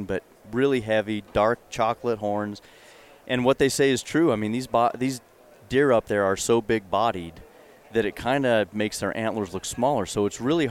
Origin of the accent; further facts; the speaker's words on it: Fort Collins, Colorado, United States; moved away as an adult; I grew up in Colorado, Fort Collins